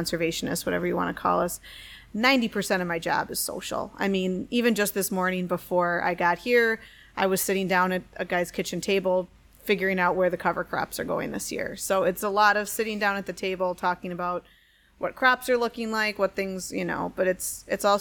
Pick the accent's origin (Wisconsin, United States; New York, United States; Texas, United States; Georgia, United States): Wisconsin, United States; Wauwatosa; also born or lived in Cable, Wisconsin; I was originally from Cable, Wisconsin, which is way up north, but really I grew up in Wauwatosa, which is just outside Milwaukee